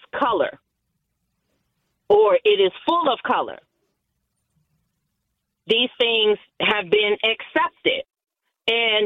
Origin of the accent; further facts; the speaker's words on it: United States; I was born here in America